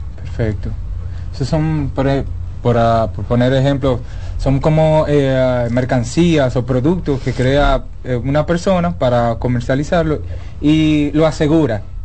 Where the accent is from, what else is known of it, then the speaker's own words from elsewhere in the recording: Dominican Republic; como buenos dominicanos que somos